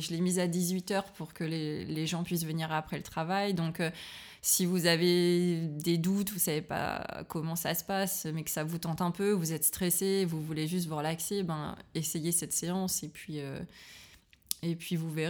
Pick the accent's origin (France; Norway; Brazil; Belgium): France; northern France; now in Berlin, Germany; Moi, je viens du nord de la France, donc si tu veux, il, fait gris toute la journée en hiver, il pleut souvent. Euh, et donc Berlin, euh, pour moi, ça va.